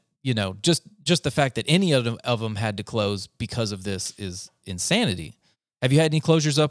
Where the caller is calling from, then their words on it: Leander, Texas, United States; Well, right now I'm calling you from Leander, Texas, but we claim Austin because it's just like 25-minute drive. I'm basically in the suburbs of Austin.